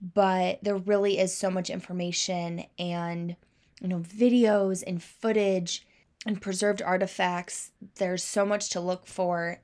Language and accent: English; Kansas City, Missouri, United States; growing up in the South Suburbs of Kansas City